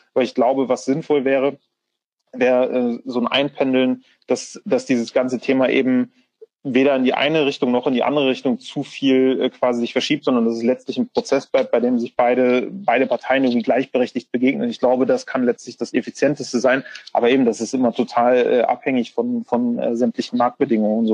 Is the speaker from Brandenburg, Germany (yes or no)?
no; Bremen, Germany; ich bin gebürtiger Bremer